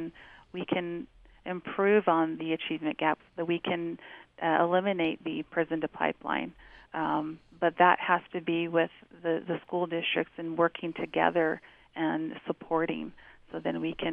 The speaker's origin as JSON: {"language": "English", "region": "Navajo Nation", "country": "United States", "moved": "yes", "lives_now": "Salt Lake City, United States", "said": "I'm from the Diné Nation, and my husband's from the Northern Cheyenne tribe in Lame Deer, Montana"}